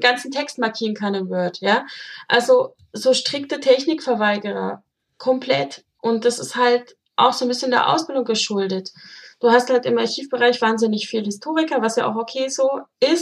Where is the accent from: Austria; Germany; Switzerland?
Germany; ich komme ja aus der DDR